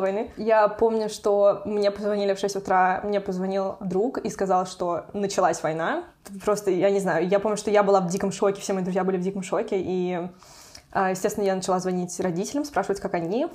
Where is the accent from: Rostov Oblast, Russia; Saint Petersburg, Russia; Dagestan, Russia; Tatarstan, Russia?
Tatarstan, Russia; Kazan; moved away as an adult; now in Europe; я из Татарстана, из Казани